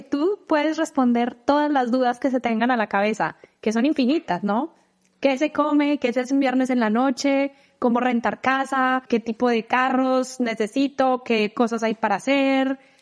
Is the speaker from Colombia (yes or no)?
yes; Colombia; moved away as an adult; now in United States; yo ya salí de Colombia desde hace 10 eh, años